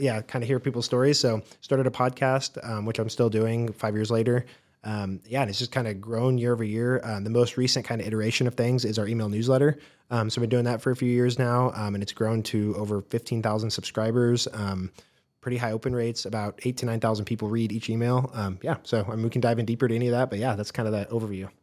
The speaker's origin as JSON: {"language": "English", "town": "Wichita", "region": "Kansas", "country": "United States", "tie": "born or raised there", "also_born_or_lived": "Corpus Christi, Texas", "said": "I grew up in the Wichita area"}